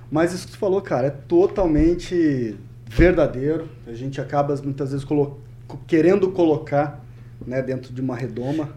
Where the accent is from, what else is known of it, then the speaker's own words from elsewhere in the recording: Cornélio Procópio, Paraná, Brazil; also born or lived in Curitiba / Londrina / Ponta Grossa; nasci né, em Cornélio Procópio, vivi lá até os meus 18 anos